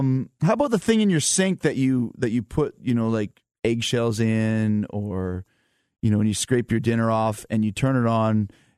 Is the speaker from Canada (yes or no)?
yes; Canada; also born or lived in United States; I was not born in Canada, but I'm half Canadian. My parents were born in Canada. I was born in the States, so I'm a dual citizen. But I did grow up in Canada.